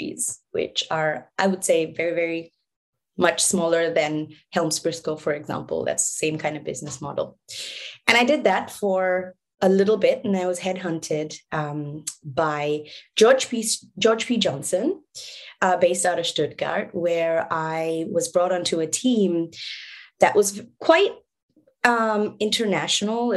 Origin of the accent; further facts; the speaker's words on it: Singapore; moved away; also born or lived in Bangladesh; I was born in Singapore